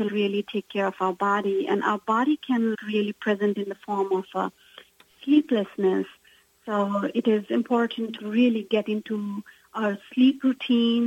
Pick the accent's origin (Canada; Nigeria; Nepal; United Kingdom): Nepal; I come from Nepal, and my mother has a different ethnicity, which is known as a Newar